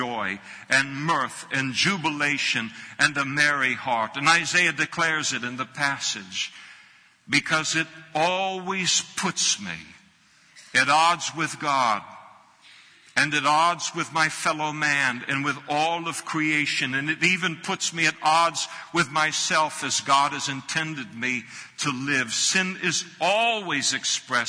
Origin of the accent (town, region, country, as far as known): United States